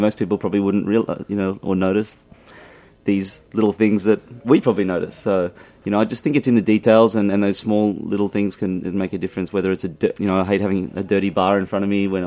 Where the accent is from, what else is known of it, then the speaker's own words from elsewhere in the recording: Sydney, New South Wales, Australia; moved away as an adult; now in New York, United States; I worked at some pretty seedy, you know, or dubious pubs in Sydney, you know, where I grew up in Australia